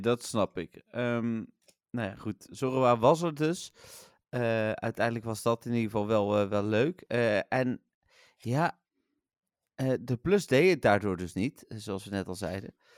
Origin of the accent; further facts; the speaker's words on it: Eindhoven, North Brabant, Netherlands; ik kom uit Eindhoven, ik ben PSV-supporter